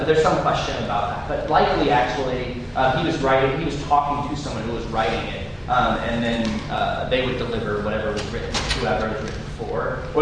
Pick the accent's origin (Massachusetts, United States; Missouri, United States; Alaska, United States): Missouri, United States; St. Louis; I don't naturally say y'all. I'm from St. Louis